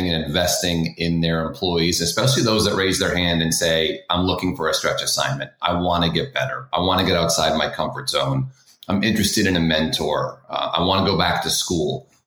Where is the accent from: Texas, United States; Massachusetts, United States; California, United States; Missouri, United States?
Massachusetts, United States; Boston; I grew up in Boston, {S0} North {S1} Carolina, or Boston, Massachusetts, excuse me.